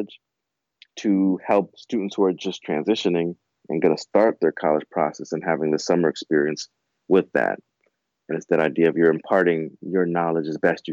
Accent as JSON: {"language": "English", "town": "Orange", "region": "New Jersey", "country": "United States", "tie": "born or raised there", "said": "I was from Orange. So, and living in East Orange."}